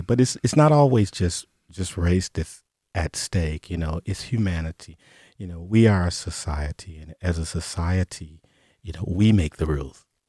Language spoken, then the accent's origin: English; Cleveland, Ohio, United States; moved away; also born or lived in Detroit; I went back to my hometown of Cleveland